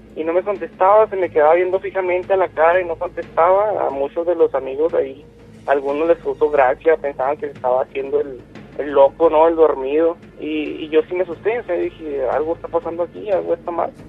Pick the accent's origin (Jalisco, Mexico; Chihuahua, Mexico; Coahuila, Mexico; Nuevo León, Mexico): Chihuahua, Mexico; Yo soy de, de, de Chihuahua